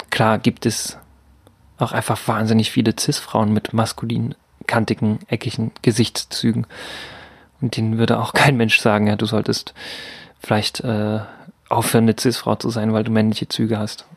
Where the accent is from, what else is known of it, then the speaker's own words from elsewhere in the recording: Altenburg, Thuringia, Germany; moved away; in Altenburg bewegt habe, meine Geburtsstadt